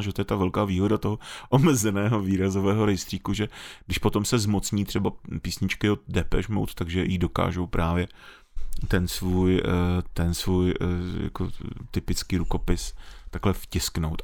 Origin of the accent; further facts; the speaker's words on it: Czechia; jsme Češi